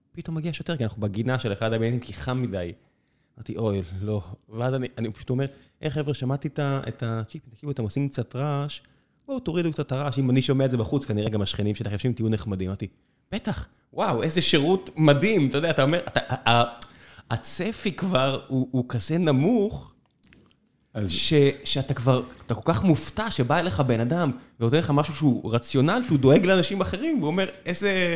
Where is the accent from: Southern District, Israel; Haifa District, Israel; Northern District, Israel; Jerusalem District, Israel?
Southern District, Israel; Beersheba; moved away; also born or lived in Tel Aviv; אני כתושב אה, באר שבע לשעבר, והוריי עדיין שם, גדלתי בשכונה שבה אין, אין בית ברחוב שלא נפרץ